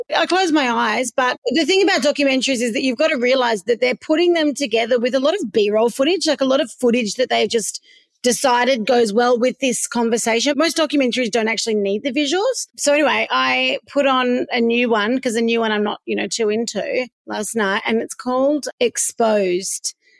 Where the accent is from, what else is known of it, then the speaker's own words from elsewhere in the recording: Melbourne, Victoria, Australia; also born or lived in Perth; Now, I'm half from Perth, half from Melbourne. And when I was in Melbourne, I always lived in St Kilda.